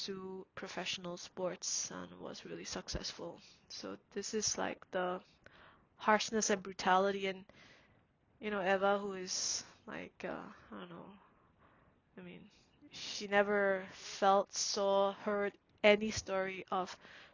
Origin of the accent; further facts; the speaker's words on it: Singapore; now in Canada; when I was growing up in Singapore